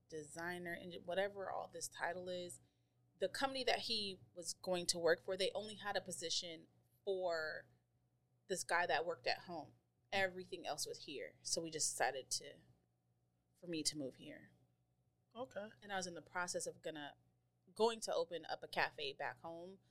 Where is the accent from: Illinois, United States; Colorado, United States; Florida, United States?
Colorado, United States; now in Maryland, United States; So I moved to Maryland from Colorado.